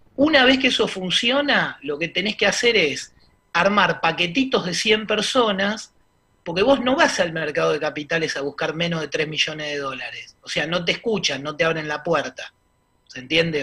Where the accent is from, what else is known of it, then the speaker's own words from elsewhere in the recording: Buenos Aires, Argentina; somos medio porteños